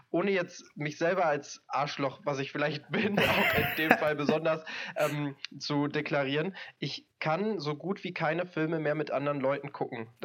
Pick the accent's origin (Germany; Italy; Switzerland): Germany; North Rhine-Westphalia; ich komme ja aus NRW, hier ist der Moviepark.